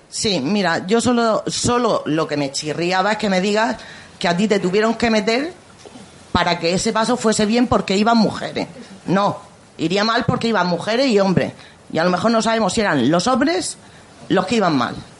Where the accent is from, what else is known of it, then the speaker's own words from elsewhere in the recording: Murcia, Region of Murcia, Spain; soy de Vistabella y entonces llevo la de mi barrio en Vistabella